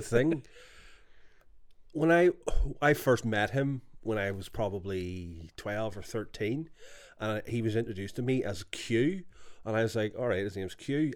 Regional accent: Belfast, Northern Ireland, United Kingdom; moved away as an adult; also born or lived in England; we're all from Ardoyne

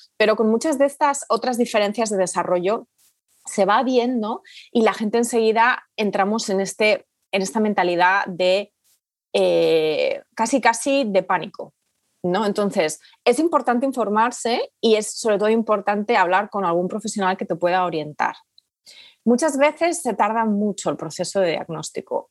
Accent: Spain; moved away as an adult; also born or lived in United Kingdom; España, que es de donde yo soy originariamente, eh, pero vivíamos en el Reino Unido

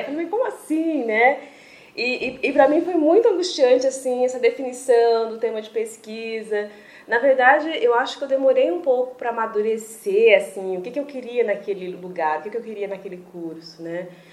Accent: Presidente Venceslau, São Paulo, Brazil; moved away as an adult; also born or lived in Chapecó, Santa Catarina; na cidade onde eu nasci, que é Presidente Venceslau, no interior de São Paulo

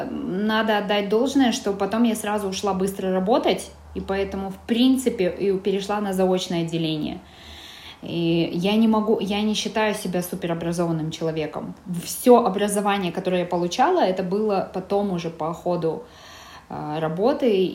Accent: Karaganda, Karaganda Region, Kazakhstan; moved away as an adult; now in Almaty, Kazakhstan; То есть я девушка из провинции, э, э, родилась в Карагандинской области, э, из Караганды и училась там, там же в Караганде. А, затем переехала сюда, в Алматы, поступать

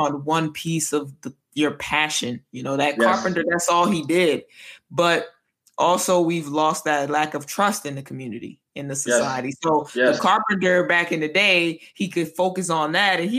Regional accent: United States; moved away as an adult; now in Italy; sometimes I catch myself being American

